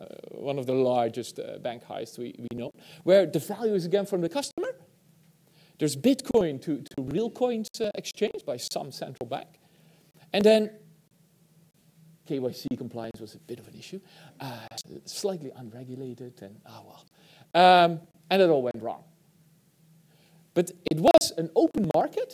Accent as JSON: {"language": "English", "country": "Netherlands", "said": "I'm from the Netherlands"}